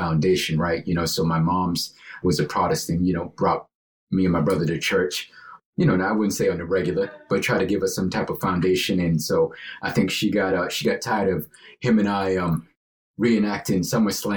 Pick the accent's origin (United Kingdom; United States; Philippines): United States; Brookline, Massachusetts; I grew up in Brookline